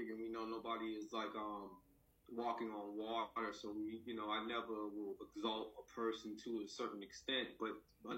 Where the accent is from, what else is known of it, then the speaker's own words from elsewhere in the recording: Boston, Massachusetts, United States; I'm just a little child growing up in Roxbury, Massachusetts.